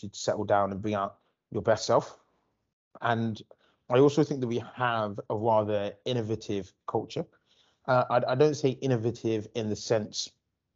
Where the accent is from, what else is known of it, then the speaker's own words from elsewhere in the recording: London, United Kingdom; also born or lived in Nottingham; I grew up in Islington